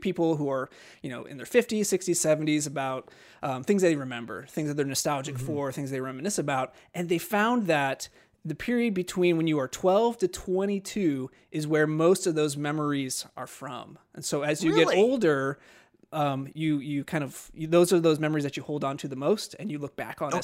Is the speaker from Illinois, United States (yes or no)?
no; Middlefield, Ohio, United States; growing up in Middle Field